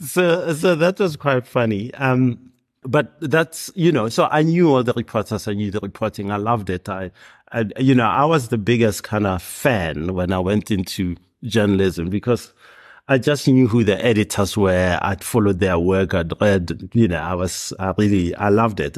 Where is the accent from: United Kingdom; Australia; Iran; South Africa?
South Africa; Hammanskraal, Gauteng; I grew up in Hermannskraal, which is north of Pretoria